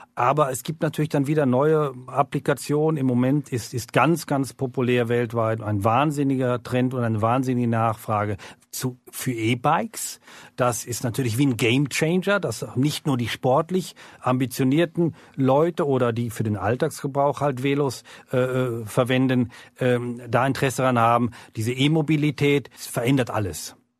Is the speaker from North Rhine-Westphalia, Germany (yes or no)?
yes; Gütersloh, North Rhine-Westphalia, Germany; moved away as an adult; also born or lived in Bern, Switzerland; now in Lake Biel, Switzerland; eigentlich gebürtig in Gütersloh, Deutschland